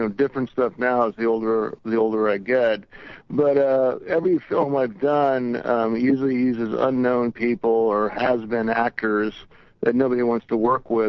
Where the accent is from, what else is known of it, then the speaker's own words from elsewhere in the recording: Long Beach, California, United States; we grew up in Long Beach